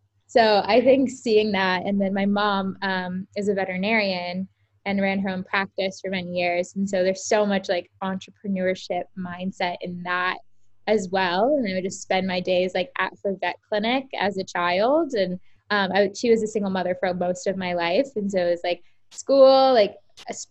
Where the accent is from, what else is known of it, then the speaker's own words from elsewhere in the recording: Tampa, Florida, United States; I grew up in Tampa, Florida